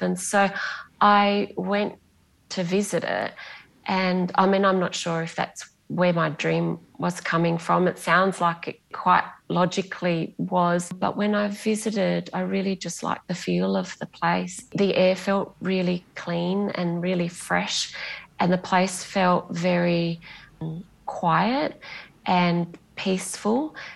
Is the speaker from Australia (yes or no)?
yes; Bunbury, Western Australia, Australia; first language Greek; English is a second language; moved away; also born or lived in Perth; I'm from Bunbury and I've lived in Perth.